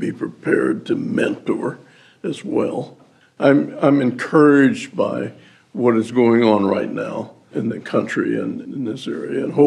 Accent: Topeka, Kansas, United States; I grew up in Topeka

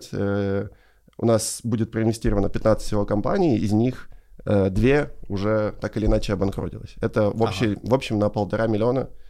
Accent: Ukraine; и не надо скрывать, что мы из Украины

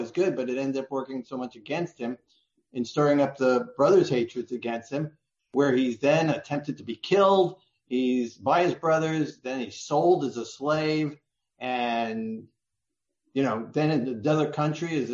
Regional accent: New York City, New York, United States; now in Florida, United States; I grew up in America, in New York City, with a Jewish family

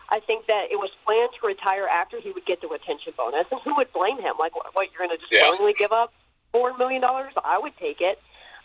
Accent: North Carolina, United States; moved away as an adult; now in Iowa City, United States; So my dad is an Iowa alum. So I grew up in North Carolina, a huge Hawkeye fan, always have been.

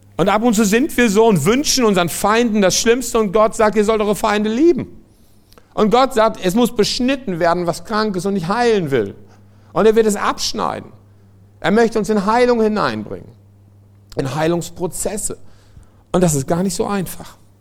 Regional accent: France; moved away; ich komme aus Frankreich

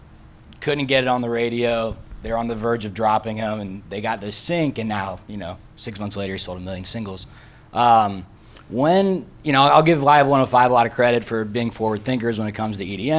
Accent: the South, United States; moved away; where I'm from the South, my alternative radio station back home where my parents live

